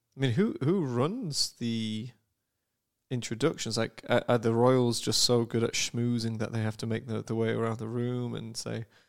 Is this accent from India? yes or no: no; United Kingdom; moved away; as a Brit